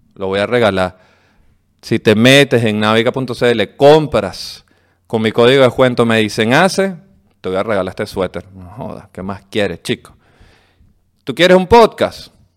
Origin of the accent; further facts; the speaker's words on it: Venezuela; nosotros los venezolanos